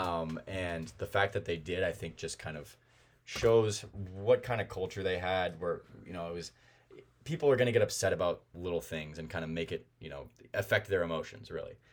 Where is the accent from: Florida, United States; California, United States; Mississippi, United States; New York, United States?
California, United States; Bay Area; I obviously am from the Bay Area